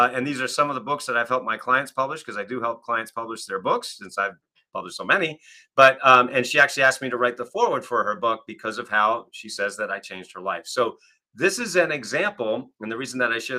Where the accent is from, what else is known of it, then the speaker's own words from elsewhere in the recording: Kennebunkport, Maine, United States; now in Northeast Ohio, United States; at our home growing up in Kennebunkport, Maine